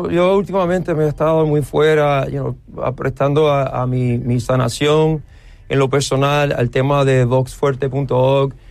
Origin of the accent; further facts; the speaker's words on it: Puerto Rico; he perdido el sueño en estos días, como mucho, mucho boricua.